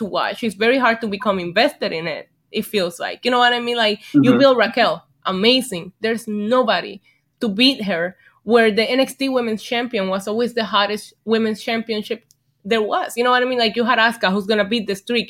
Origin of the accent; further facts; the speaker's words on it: Vega Baja, Puerto Rico; moved away; I was born and raised in Puerto Rico